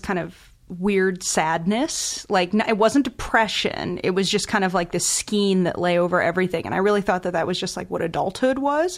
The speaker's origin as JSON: {"language": "English", "town": "Chicago", "region": "Illinois", "country": "United States", "tie": "born or raised there", "also_born_or_lived": "New York", "moved": "as an adult", "lives_now": "Los Angeles, United States", "said": "I grew up in Chicago, and then I lived in New York and L"}